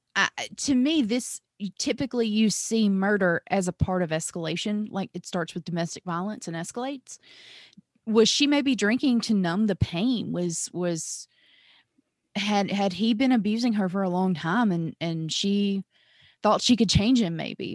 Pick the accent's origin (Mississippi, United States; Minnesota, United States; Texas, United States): Mississippi, United States; I'm originally from Mississippi